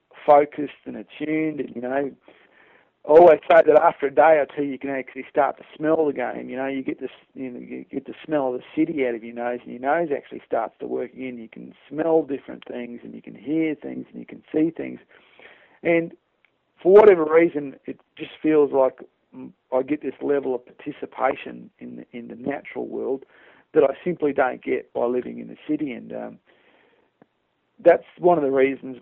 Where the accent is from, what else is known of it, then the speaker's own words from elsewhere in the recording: Australia; I'm Australian